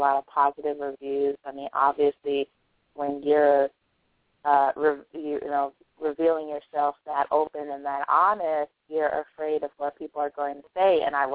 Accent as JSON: {"language": "English", "area": "Bay Area", "region": "California", "country": "United States", "said": "I live in California. I'm from the Bay Area"}